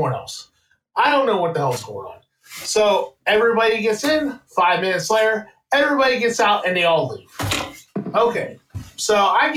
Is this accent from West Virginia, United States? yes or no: yes; Wheeling, West Virginia, United States; I am from Wheeling, West Virginia